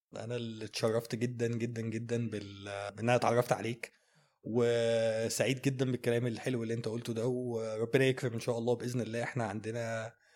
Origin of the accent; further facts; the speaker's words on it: Egypt; احنا عندنا في مصر هنا